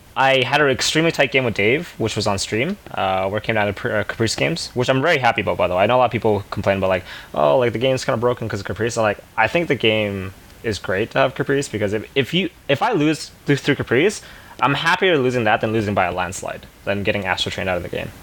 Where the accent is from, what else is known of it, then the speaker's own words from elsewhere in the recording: Canada; being Canadian